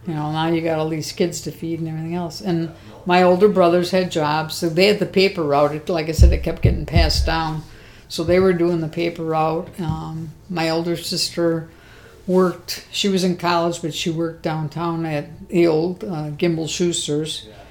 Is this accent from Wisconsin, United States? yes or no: yes; Milwaukee, Wisconsin, United States; also born or lived in Missouri; when we moved back from Missouri to Milwaukee, um, we stayed at my grandparents' house